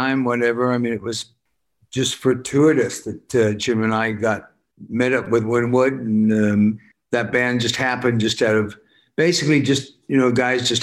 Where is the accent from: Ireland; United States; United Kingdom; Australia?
United Kingdom; Worcester, West Midlands; I'm from Worcester